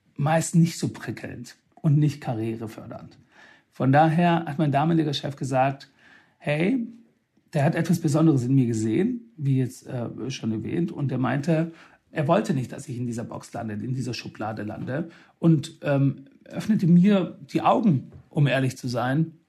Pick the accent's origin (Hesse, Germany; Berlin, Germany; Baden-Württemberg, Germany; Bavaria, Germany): Baden-Württemberg, Germany; Swabia; ich bin aus dem Schwabenländle